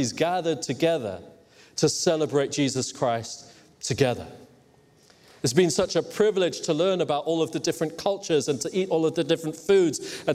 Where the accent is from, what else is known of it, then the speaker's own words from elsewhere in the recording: Hong Kong; I grew up in Hong Kong.